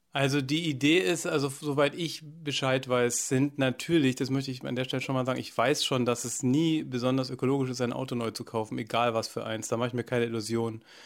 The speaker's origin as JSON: {"language": "German", "area": "Allgäu", "region": "Bavaria", "country": "Germany", "moved": "as an adult", "lives_now": "Sieben Linden, Germany", "said": "ins Allgäu, wo ich herkomme"}